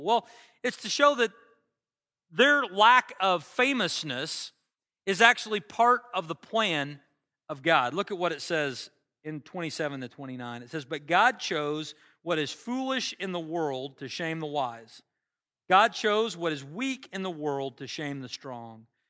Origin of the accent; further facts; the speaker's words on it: United States; I'm an American. I've always lived here